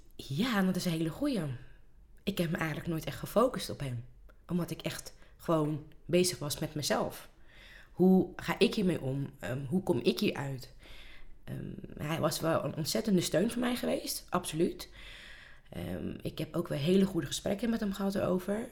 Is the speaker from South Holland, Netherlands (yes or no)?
yes; Rotterdam, South Holland, Netherlands; ik ben hier eh, geboren, opgegroeid